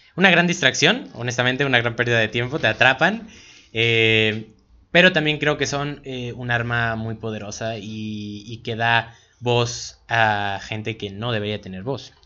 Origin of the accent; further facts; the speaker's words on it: Cuautla, Morelos, Mexico; nosotros que somos aquí de Cuautla